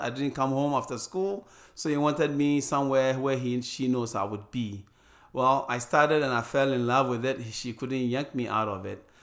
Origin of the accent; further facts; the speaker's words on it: Ghana; moved away as an adult; also born or lived in Arizona; now in United States; I started a school wherever I went when I grew up, growing up in Ghana.